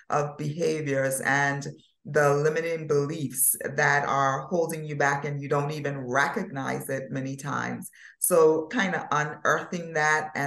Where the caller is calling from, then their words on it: Turks & Caicos Islands; from the beautiful by nature Turks and Caicos Islands, where it's always sunny.